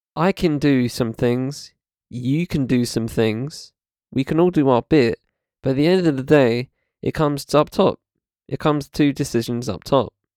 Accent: United Kingdom; I live in UK, I'm British

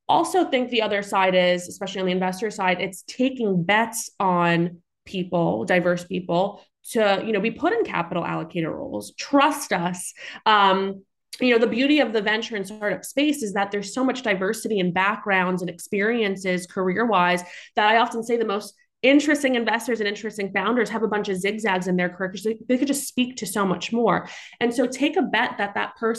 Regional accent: New York City, New York, United States; I grew up in Staten Island, New York.

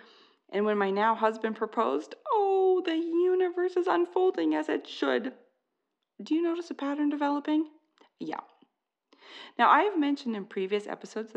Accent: Canada; I'm Canadian

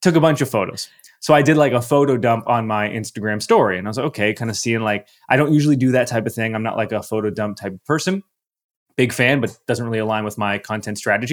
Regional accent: Canada; I'm Canadian, so we didn't have A O L Messenger. We had something, we had M S N Messenger in my country.

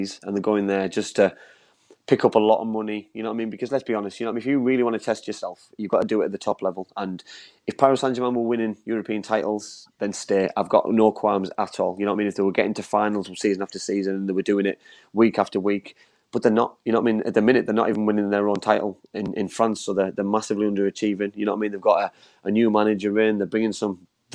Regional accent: England, United Kingdom; me as an English man

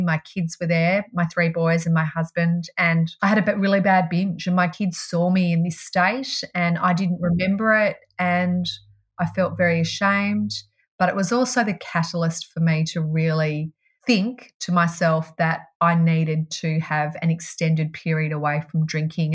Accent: Melbourne, Victoria, Australia; I grew up in Melbourne

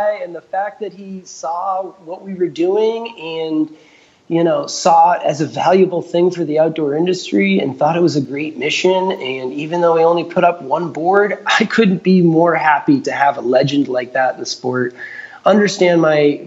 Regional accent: New Hampshire, United States; I'm a farmer from New Hampshire

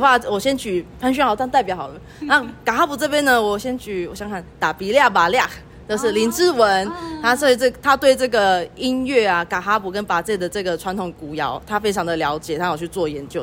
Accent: Pingtung County, Taiwan; also born or lived in Yuchi Township, Nantou; now in Yuchi, Taiwan; 我本身是屏东人，然后目前住在鱼池乡

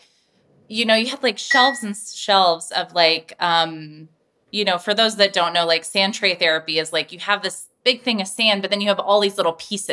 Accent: Meadow Lakes, Alaska, United States; moved away; I say I'm from the Meadow Lakes area because as we were talking about, Wasilla has a reputation. All my family still lives up there

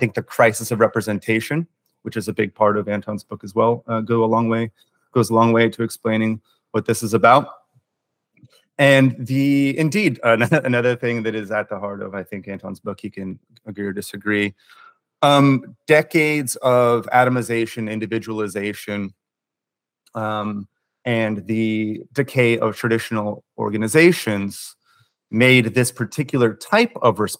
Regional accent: United States; I'm a journalist from the United States

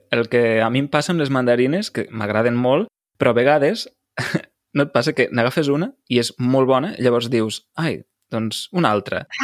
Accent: Lleida, Catalonia, Spain; jo sóc de Lleida, allà sobretot el que es cultiva són arbres fruiters, per exemple, presseguers, pomers, mm -hmm. perers, no? Es fa mm. molta nectarina, també

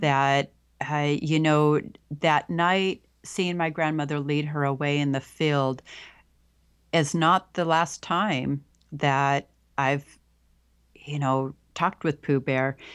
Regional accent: Pacific Northwest, United States; born or raised there

